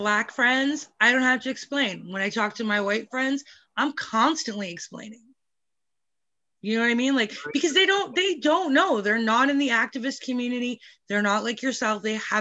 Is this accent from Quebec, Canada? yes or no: no; Vancouver, British Columbia, Canada; I grew up in Vancouver.